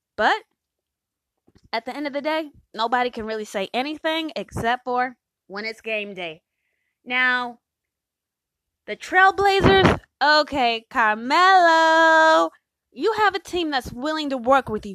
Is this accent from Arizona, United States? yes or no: yes; Phoenix, Arizona, United States; I'm from Phoenix